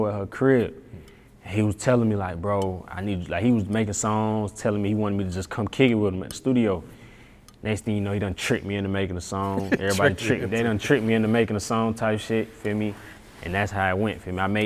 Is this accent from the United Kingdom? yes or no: no; Atlanta, Georgia, United States; I'm from Atlanta